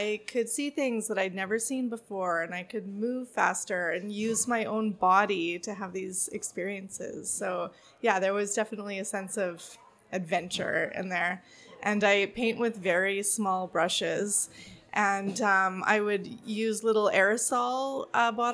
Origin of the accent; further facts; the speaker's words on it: Saskatchewan, Canada; now in Vancouver, Canada; I'm from Saskatchewan, a farm in the middle of nowhere